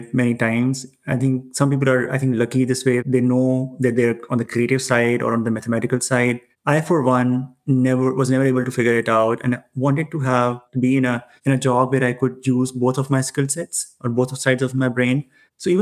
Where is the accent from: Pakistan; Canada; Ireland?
Pakistan; moved away; I come from Pakistan, that's my home country